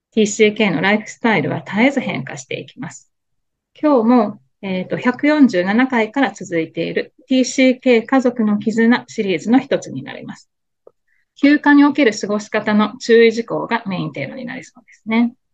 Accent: Kobe, Hyogo, Japan; also born or lived in Tokyo; now in New York, United States; 私神戸なんですけどね、実家が

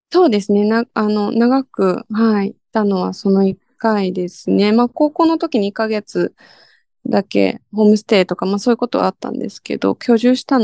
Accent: United States; now in Japan; まあアメリカで育ったことプラス、その父の価値観もあり、

